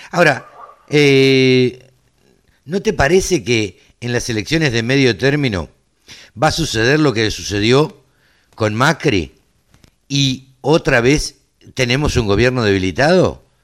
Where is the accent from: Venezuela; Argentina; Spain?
Argentina; somos ansiosos los argentinos.